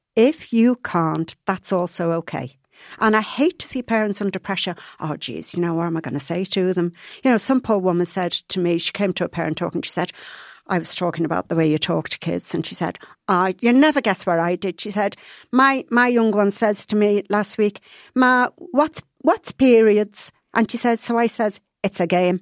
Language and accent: English; Liverpool, North West England, United Kingdom; moved away; I was brought up in Liverpool